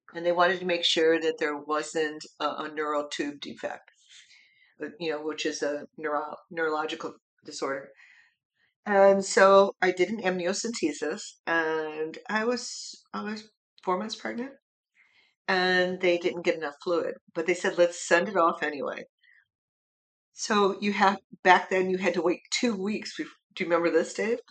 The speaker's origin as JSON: {"language": "English", "country": "United States", "said": "I'm an American citizen"}